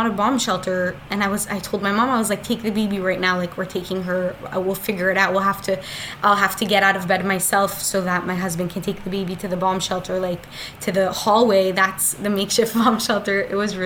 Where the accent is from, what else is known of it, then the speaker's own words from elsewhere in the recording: Daytona Beach, Florida, United States; also born or lived in Otef Gaza, Israel; now in central Israel, Israel; I'm from Florida. I moved to Israel in Tzuk Eitan, which is the last war. We made Aliyah, my family